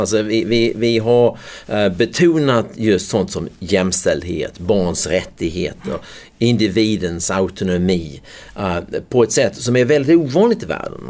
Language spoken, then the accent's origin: Swedish; United States; also born or lived in Skåne; now in Sweden; jag förväntade mig som amerikan